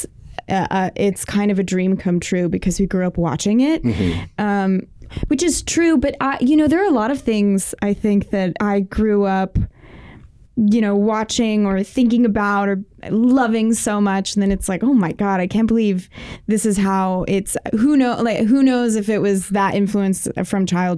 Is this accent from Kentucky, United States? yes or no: yes; Lexington, Kentucky, United States; now in New York, United States; I'm from Kentucky. I'm from Lexington, Kentucky. I went to an art school and I was a dance major.